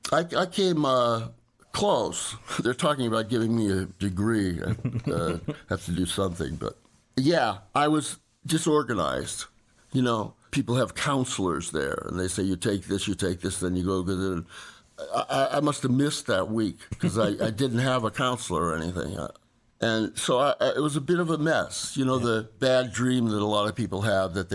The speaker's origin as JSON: {"language": "English", "town": "Los Angeles", "region": "California", "country": "United States", "tie": "born or raised there", "also_born_or_lived": "New Orleans", "said": "I was born in Los Angeles, and my father was a doctor"}